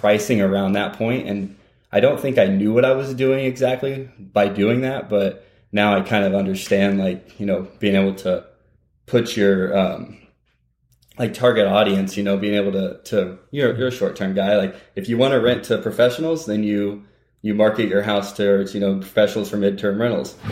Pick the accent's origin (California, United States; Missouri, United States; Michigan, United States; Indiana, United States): Indiana, United States; Terre Haute; moved away; my hometown's Indiana State University, Terre Haute, Indiana